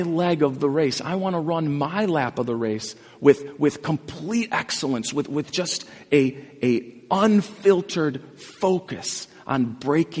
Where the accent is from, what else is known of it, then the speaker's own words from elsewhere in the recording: Glenview, Illinois, United States; where I grew up in Glenview